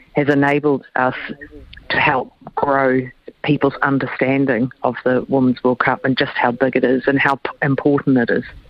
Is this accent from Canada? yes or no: no; New Zealand; as a New Zealander